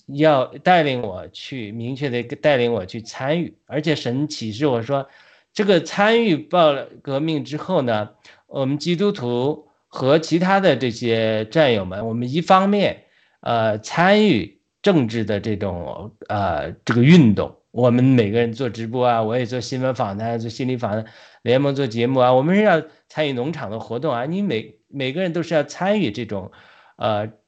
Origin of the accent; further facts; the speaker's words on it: China; moved away as an adult; now in United States; 我们在国内 呃，读书出来的